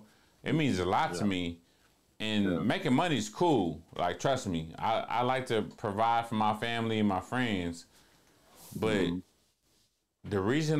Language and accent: English; Columbia, United States; I quit my eighth grade year at Rayburn because, bro, we're from Columbia, bro. We don't lose.